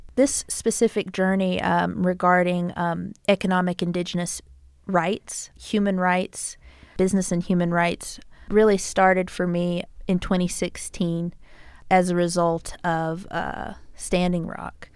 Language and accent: English; United States; also born or lived in Tucson, Arizona; uniquely as indigenous peoples and then also as American people